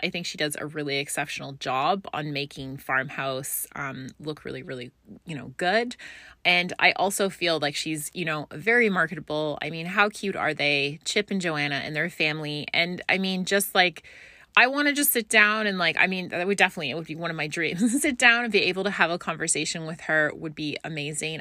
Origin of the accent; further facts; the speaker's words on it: Scotland, United Kingdom; now in Canada; I grew up in Scotland